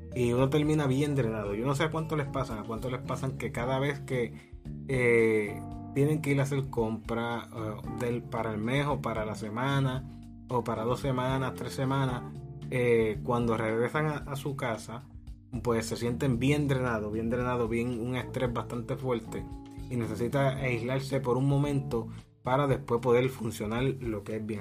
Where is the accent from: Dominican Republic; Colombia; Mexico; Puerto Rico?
Puerto Rico; Puerto Rico, que aquí, de aquí somos como el coquí, como somos puertorriqueños